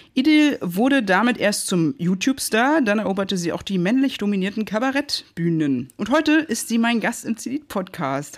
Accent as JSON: {"language": "German", "region": "Berlin", "country": "Germany", "tie": "born or raised there", "said": "ich bin so ein Berliner Kind"}